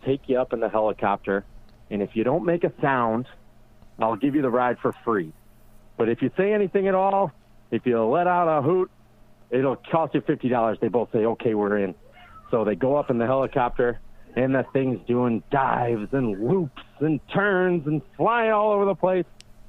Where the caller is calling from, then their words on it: Buffalo, New York, United States; calling from Elmwood Village, Buffalo, New York.